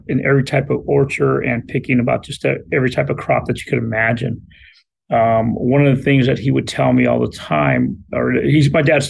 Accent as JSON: {"language": "English", "town": "Oxnard", "region": "California", "country": "United States", "tie": "born or raised there", "also_born_or_lived": "Ventura, California", "first_language": "Spanish", "second_language": "English", "said": "I was born in Ventura, California, 1966. That makes me 56 years old. I was raised in Oxnard, California my entire life. My parents came from Mexico. They came from the Yucatan, and as well as my brother."}